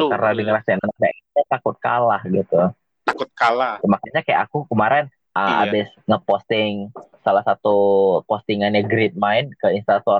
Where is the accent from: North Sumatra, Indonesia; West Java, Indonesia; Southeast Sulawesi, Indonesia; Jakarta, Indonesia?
North Sumatra, Indonesia; Medan; walaupun kalau orang tahu identitas asli aku aku adalah orang Sunda tapi aku lebih bukan bukan nggak bangga jadi orang Sunda okay. bukan mungkin karena aku besar di Medan